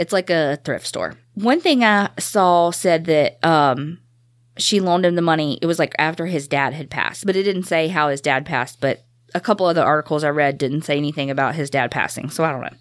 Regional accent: the South, United States; We're from the South

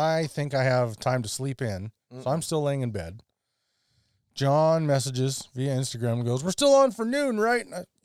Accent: Canada; I'm a Canadian

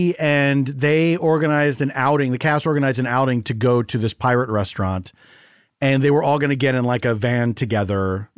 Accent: Philadelphia, Pennsylvania, United States; I'm from Philadelphia.

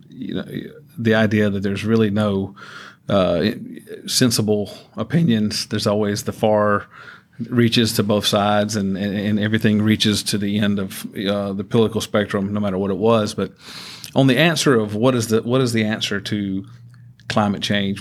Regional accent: Georgia, United States; moved away; I, I grew up in Georgia

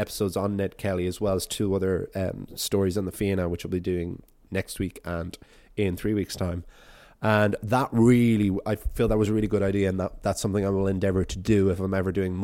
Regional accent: Ireland; being an Irishman in Australia, running an Irish storytelling podcast

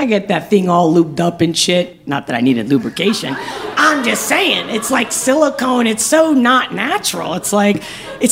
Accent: Spain; moved away; I'm from Spain

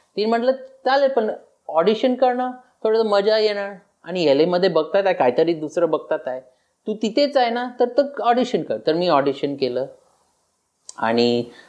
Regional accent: Los Angeles, California, United States; माझा जन्म झाला एक छोटंसं गाव त्याच्यात त्याचं नाव लॉस एंजलस ऐकलेलं आहे

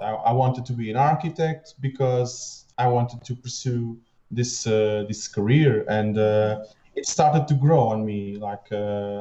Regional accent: Lisbon, Portugal; now in Torres Vedras, Portugal; So I was raised in Lisbon, but my whole family lives here, so it was a natural move to be here in Torres Vedras as well

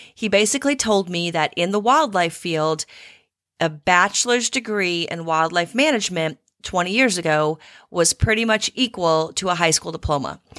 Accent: Midwest, United States; moved away as an adult; now in Texas, United States; I've spent almost equal amount of time in Texas as I have where I grew up in the Midwest

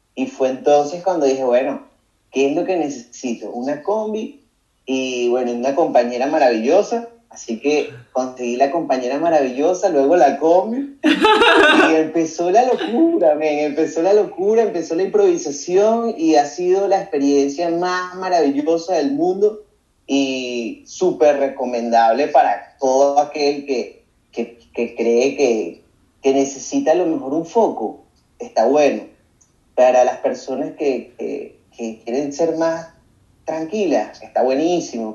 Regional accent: Caracas, Capital District, Venezuela; moved away as an adult; also born or lived in Paracotos, Miranda; Yo soy de los, de los Palos Grandes, vivo en, en Caracas, en los Palos Grandes, ahí me crié mitad compartido con Paracotos del estado Miranda

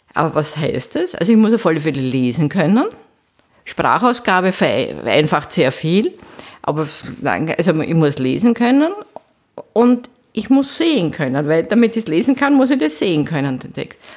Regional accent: Vienna, Austria; moved away as an adult; also born or lived in Geneva / Linz; seit 2001 bin ich wieder sozusagen zurück in meiner Heimatstadt. Ich bin an der Technischen Universität Wien Professorin

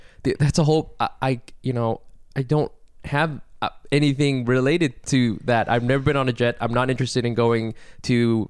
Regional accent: United States; as an American.

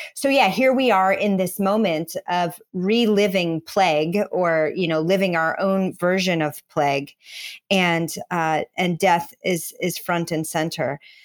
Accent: Midwest, United States; I'm a kid from the Midwest and grew up in church

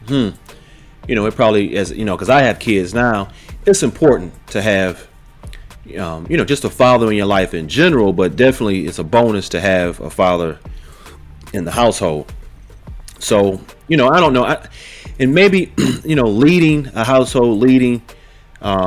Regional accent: Detroit, Michigan, United States; I'm originally from Detroit

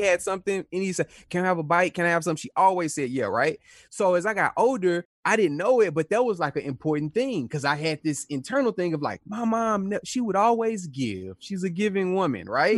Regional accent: Houston, Texas, United States; So, I was born in Houston, Texas. I'm from Houston, Texas, a neighborhood called South Park.

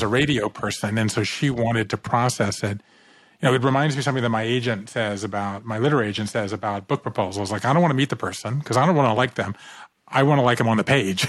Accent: Savannah, Georgia, United States; moved away; I grew up in Savannah, Georgia

